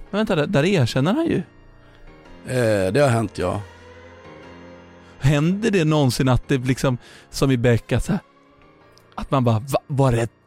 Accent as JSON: {"language": "Swedish", "town": "Järna", "region": "Stockholm County", "country": "Sweden"}